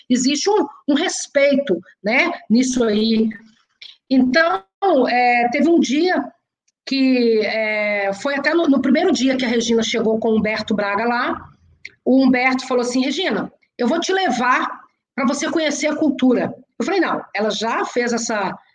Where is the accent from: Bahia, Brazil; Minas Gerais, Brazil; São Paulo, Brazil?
Minas Gerais, Brazil; Belo Horizonte; eu sou de Belo Horizonte